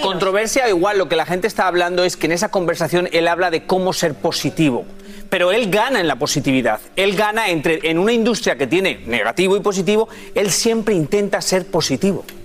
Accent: Spain; moved away; soy español

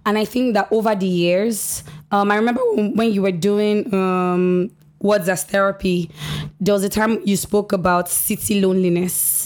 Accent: Nigeria; as a Nigerian

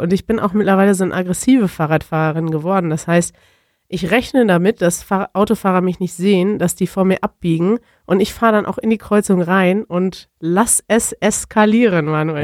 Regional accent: Germany; als Deutscher

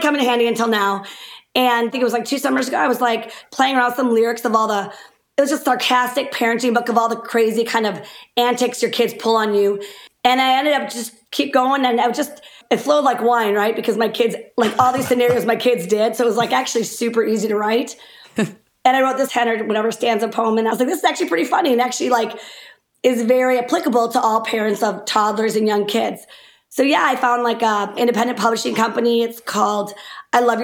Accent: DeForest, Wisconsin, United States; also born or lived in Windsor, Wisconsin; Growing up in DeForest or, you know, Windsor, right there

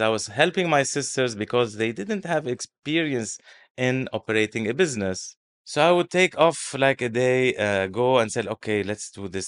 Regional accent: Beirut, Beirut Governorate, Lebanon; moved away as an adult; now in Dubai, United Arab Emirates; my hometown is Beirut, and I'm always a little bit homesick for Beirut

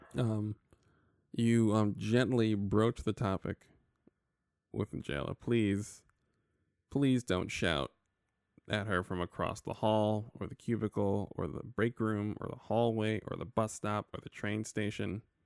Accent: New York, United States; I'm from New York

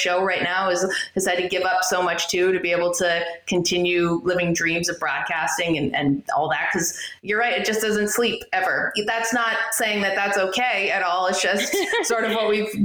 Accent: Canada; I'm Canadian.

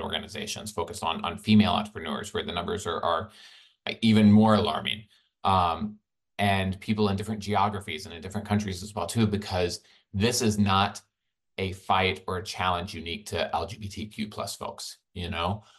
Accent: Birmingham, Alabama, United States; I grew up in Birmingham, Alabama

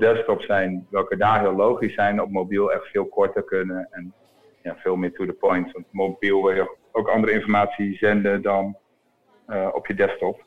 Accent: Groningen, Netherlands; now in Utrecht, Netherlands; Ik woon in Utrecht en, eh, en ik kom uit Groningen.

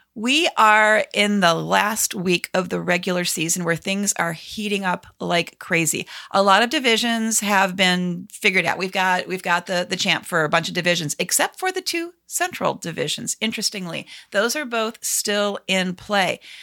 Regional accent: Cleveland, Ohio, United States; now in Washington, D.C., United States; my hometown team

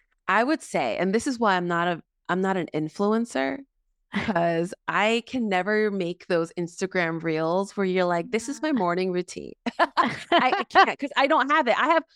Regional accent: South Korea; born there; also born or lived in Mexico; I was born in South Korea. I was saved in Mexico.

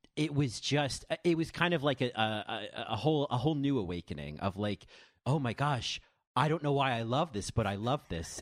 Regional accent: New Jersey, United States; from New Jersey

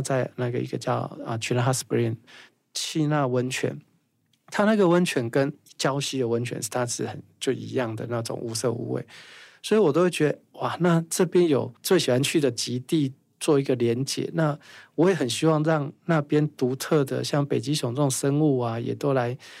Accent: Nanfang'ao, Yilan County, Taiwan; 我又在南方澳，所以其实我童年某一个程度是痛苦的，因为我会从空气中或任何地方都有鱼的味道

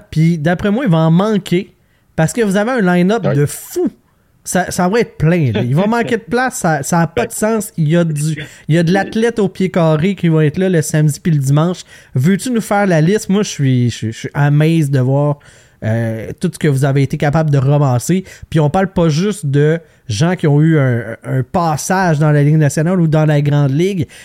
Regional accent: Quebec, Canada; Tu sais, moi … là, je viens du Lac-Saint-Jean. Fait qu'à partir de Trois-Rivières, c'est Montréal pour moi.

